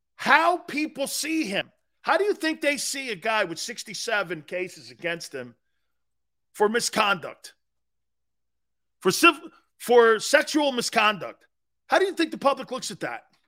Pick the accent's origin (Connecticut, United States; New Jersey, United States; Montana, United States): Connecticut, United States; Stamford; moved away; also born or lived in Tampa, Florida; I'm from the Cove. The Cove was like, back then it wasn't a tie-in section. It was a seafood place. It was a fishing area, you know, you're down close to the beaches. I lived near the beaches when I was growing up